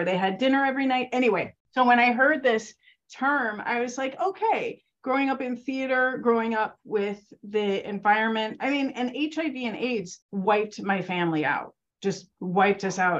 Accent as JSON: {"language": "English", "town": "Chicago", "region": "Illinois", "country": "United States", "tie": "born or raised there", "moved": "yes", "said": "I grew up in Chicago. I'm originally from Chicago"}